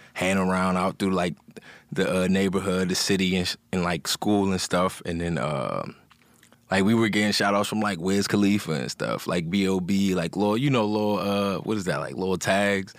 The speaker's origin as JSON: {"language": "English", "area": "Montgomery County", "region": "Maryland", "country": "United States", "tie": "born or raised there", "said": "I'm from Maryland"}